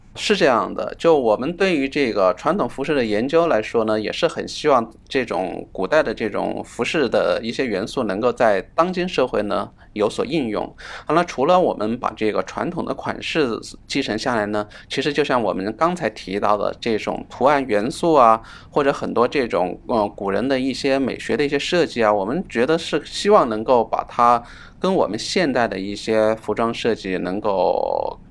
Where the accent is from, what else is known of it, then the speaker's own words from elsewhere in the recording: China; 我们作为中国人